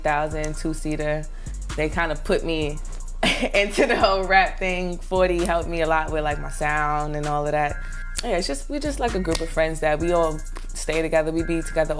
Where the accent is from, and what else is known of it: New York City, New York, United States; born or raised there; also born or lived in North Carolina